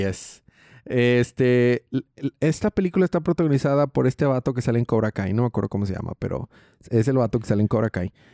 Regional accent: Mexico; Yo soy mexicano

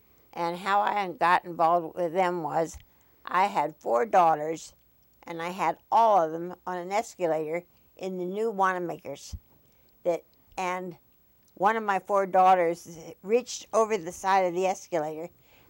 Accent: Wilkes-Barre, Pennsylvania, United States; moved away; also born or lived in Bryn Mawr, Pennsylvania / Upper Merion Township, Pennsylvania; I was born in Wilkes-Barre, Pennsylvania, September 18th, 1930.

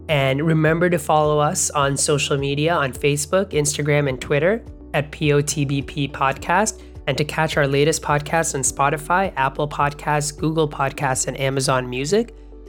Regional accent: Bangladesh; or where I grew up in Bangladesh

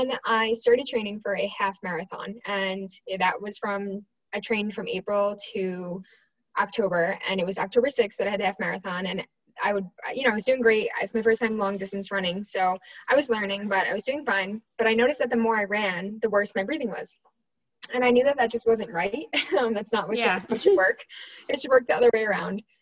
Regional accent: New York, United States; I'm from New York

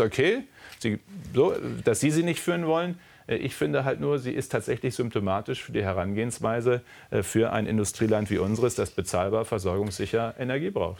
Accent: Münsterland, North Rhine-Westphalia, Germany; als Münsterländer. Ich komme aus einer sehr ländlichen Region, aus einem kleinen Dorf

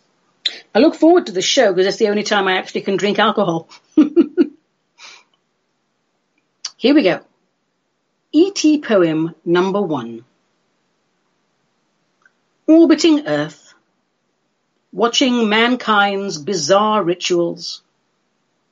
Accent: London, United Kingdom; I grew up in London

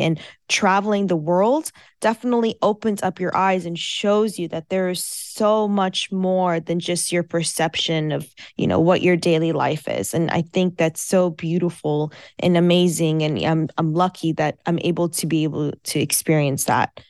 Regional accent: United States; first language Farsi; English is a second language; I was born and raised in America

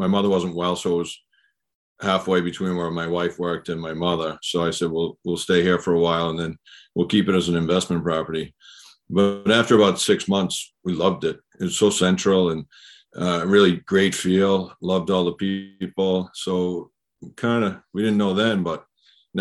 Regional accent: Scituate, Massachusetts, United States; moved away as an adult; now in Quincy, United States; I grew up in Scituate.

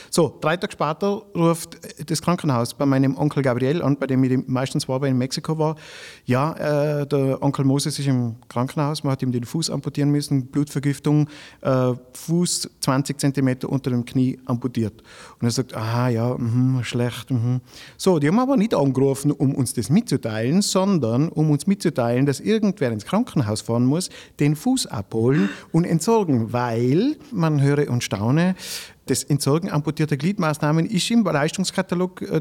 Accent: Grins, Tyrol, Austria; now in Strengen, Austria; in Grins, wo ich wohne, ich komme aus Grins, also ich wohne eigentlich in Strengen, aber ich komme aus Grins

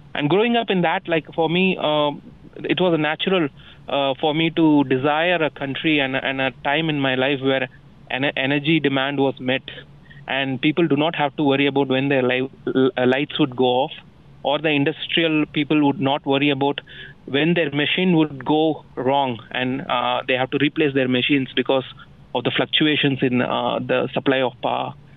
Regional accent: India; also born or lived in Bengaluru, India

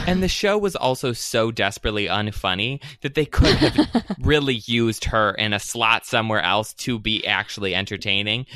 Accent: Michigan, United States; I'm from Michigan

